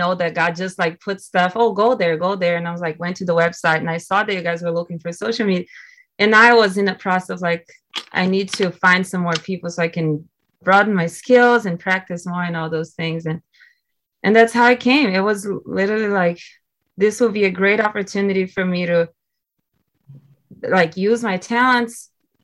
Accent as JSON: {"language": "English", "country": "Brazil", "tie": "born or raised there", "second_language": "English", "moved": "as an adult", "lives_now": "United States", "said": "I'm originally from Brazil. I've been here in the US now for almost 15 years"}